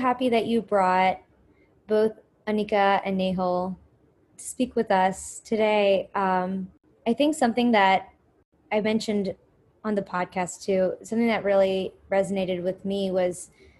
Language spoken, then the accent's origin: English; United States; growing up as Indian Americans.